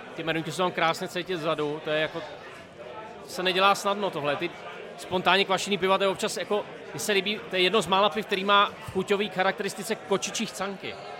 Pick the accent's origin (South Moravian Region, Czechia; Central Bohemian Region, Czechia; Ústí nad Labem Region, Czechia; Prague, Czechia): Central Bohemian Region, Czechia; Brdy; Já hrozně rád, že jsem z Brd